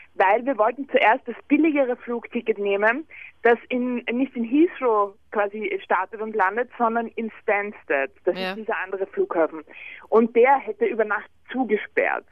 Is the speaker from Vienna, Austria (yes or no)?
yes; Vienna, Austria; Bei uns in Wien